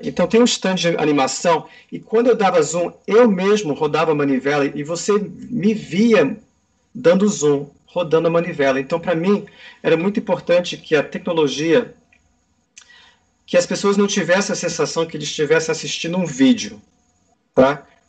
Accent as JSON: {"language": "Portuguese", "town": "Washington", "region": "District of Columbia", "country": "United States", "tie": "born or raised there", "also_born_or_lived": "New York / Amsterdam / Brazil", "moved": "yes", "said": "eu nasci em Washington"}